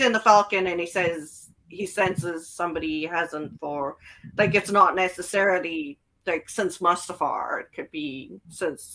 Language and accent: English; South Africa; as a South African.